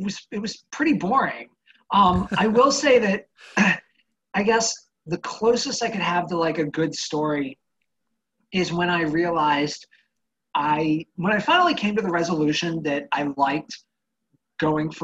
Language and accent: English; Annapolis area, Maryland, United States; Right here in my hometown